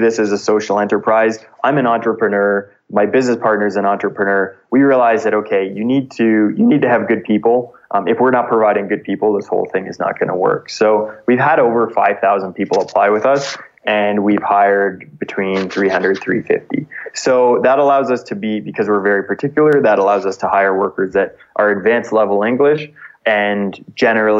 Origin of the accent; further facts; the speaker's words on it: just outside of Toronto, Ontario, Canada; moved away as an adult; I grew up just outside of Toronto